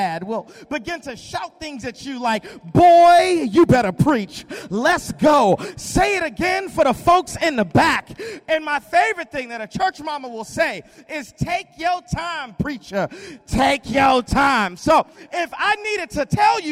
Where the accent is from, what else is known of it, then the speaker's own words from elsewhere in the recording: Boston, Massachusetts, United States; moved away as an adult; now in North Carolina, United States; I'm originally from Boston, Massachusetts, so I'm from up north.